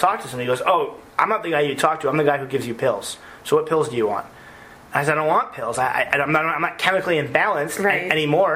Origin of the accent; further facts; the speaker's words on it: United States; we as the American people